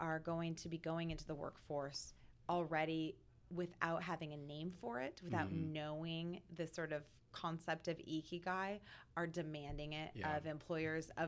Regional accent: Vancouver, Washington, United States; I grew up in Vancouver, Washington, the daughter of a Cuban immigrant

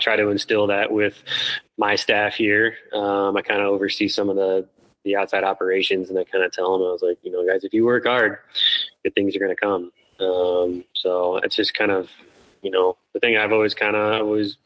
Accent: Midwest, United States; now in Colorado, United States; Growing up in the Midwest

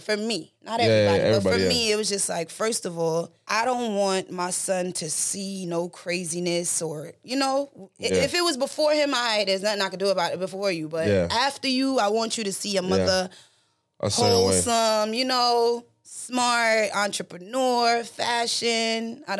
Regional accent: U.S. Virgin Islands; My parents are St. Lucian. I'm from the Virgin Islands, so I'm not even Jamaican.

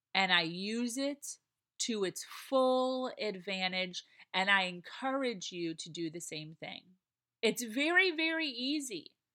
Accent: Chicago, Illinois, United States; moved away as an adult; now in Florida, United States; I'm from Chicago, it's in my blood

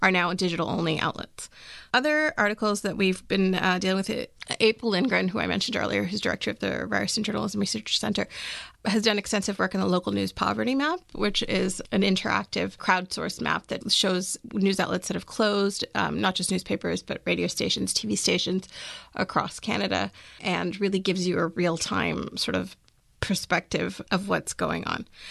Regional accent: Maryland, United States; I'm actually from Maryland

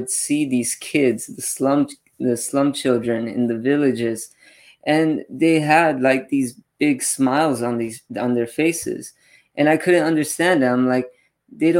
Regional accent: Los Angeles, California, United States; I'm actually born and raised in LA, Orange County, my whole life

